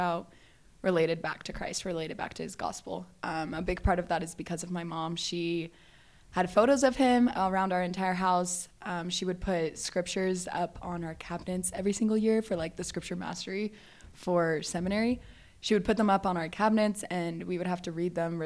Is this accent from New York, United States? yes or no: no; Valencia, California, United States; I grew up in Southern California, just like Northern Los Angeles area. So it's called Valencia